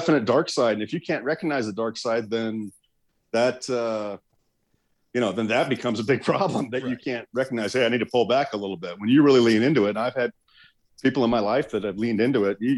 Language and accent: English; Arizona, United States; I come from a long line of Arizonans